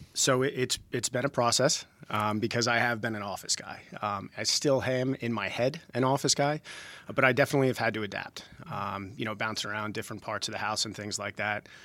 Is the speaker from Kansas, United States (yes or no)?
no; Jersey Shore, New Jersey, United States; moved away as an adult; now in Georgia, United States; I grew up on the Jersey Shore